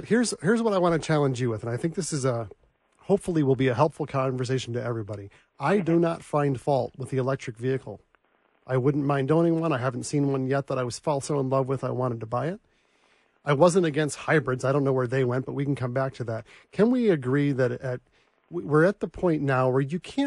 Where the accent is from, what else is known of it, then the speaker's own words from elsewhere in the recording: Michigan, United States; I'm from Michigan